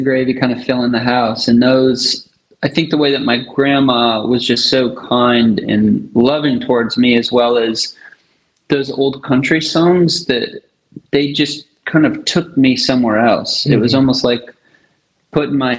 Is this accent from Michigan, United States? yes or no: yes; Michigan, United States; also born or lived in Denver, Colorado / Battle Creek, Michigan / Marshall, Michigan / McBain, Michigan; Born in Denver, Colorado, and then primarily Michigan